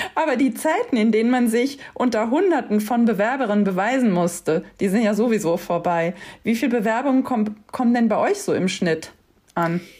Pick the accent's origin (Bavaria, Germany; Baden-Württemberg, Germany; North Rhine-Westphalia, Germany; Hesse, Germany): Hesse, Germany; Wiesbaden; Ich bin in Wiesbaden aufgewachsen mit dem Z D F auf der anderen Rheinseite.